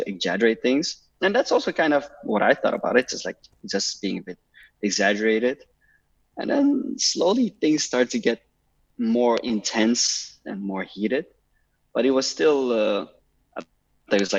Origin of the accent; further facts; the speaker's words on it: Amsterdam, North Holland, Netherlands; moved away as an adult; now in Foshan, China; I'm from Amsterdam.